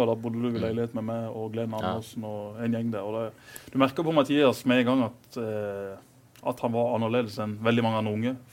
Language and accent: Norwegian; Lyngdal, Agder, Norway; Jeg er jo fra Lyngdal som legger deg klokka ti.